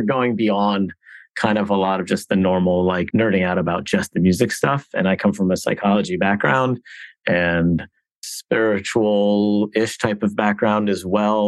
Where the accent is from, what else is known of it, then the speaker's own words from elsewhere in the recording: Miami, Florida, United States; I'm from Miami